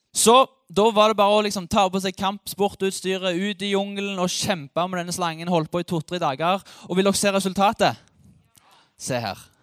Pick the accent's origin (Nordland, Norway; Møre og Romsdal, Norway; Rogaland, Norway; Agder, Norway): Rogaland, Norway; Ålgård; now in Sandnes, Norway; Jeg bor i Sandnes. Jeg er fra Ålgård